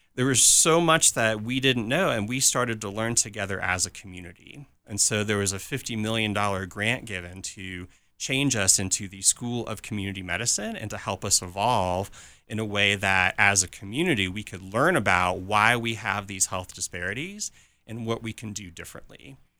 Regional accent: California, United States; moved away as an adult; also born or lived in Saint Louis, Missouri / Birmingham, Alabama / Tulsa, Oklahoma; I grew up in California

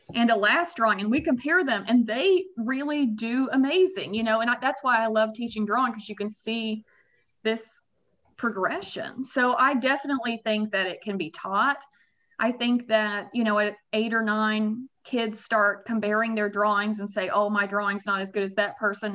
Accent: Russellville, Arkansas, United States; also born or lived in Kansas; born and raised, went there, you know, all my school

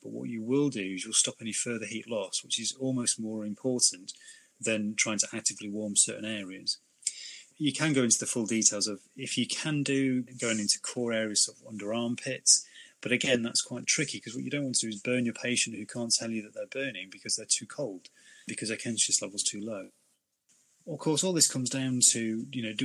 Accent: United Kingdom; Being very British

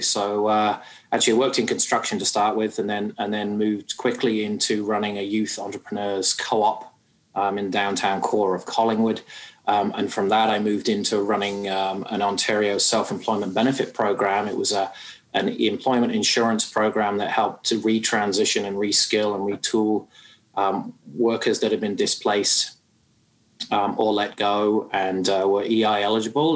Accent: United Kingdom; moved away as an adult; now in Canada; you can probably tell from my accent, I'm not from these parts, and uh, I hail from the UK

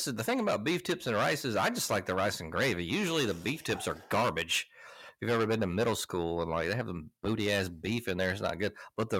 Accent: West Dolomite, Alabama, United States; I'm from West Dolomite, Alabama.

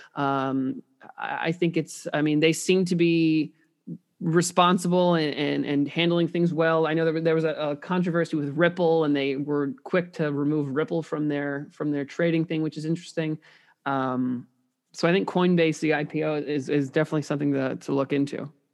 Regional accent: Indiana, United States; growing up in Indi, uh, Indiana

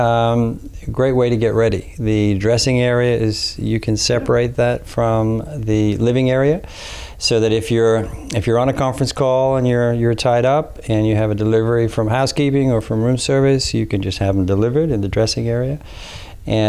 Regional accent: Dublin, Leinster, Ireland; moved away; as an Irishman myself, born and raised in Dublin

